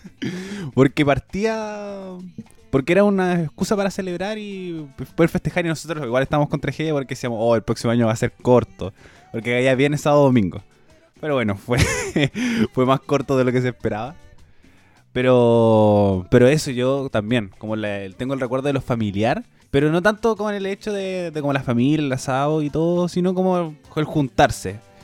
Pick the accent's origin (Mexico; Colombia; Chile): Chile; como chilena, como nací en Chile y desarrollada en Chile